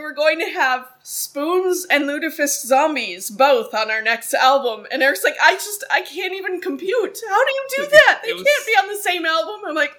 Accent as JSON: {"language": "English", "region": "Minnesota", "country": "United States", "tie": "born or raised there", "moved": "as an adult", "said": "I spent, up until December 2019, when we moved here, I literally lived in Minnesota my entire life."}